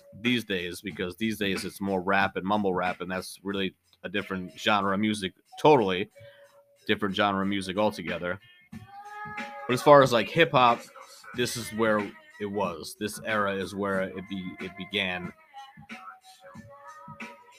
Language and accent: English; New York City, New York, United States; I grew up in New York and I was born in Brooklyn